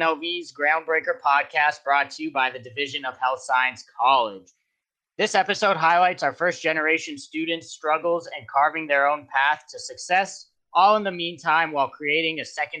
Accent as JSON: {"language": "English", "region": "Nevada", "country": "United States", "tie": "born or raised there", "said": "I'm a senior year student here at UNLV studying kinesiology. I was born and raised in Nevada, so I can tell you every single street"}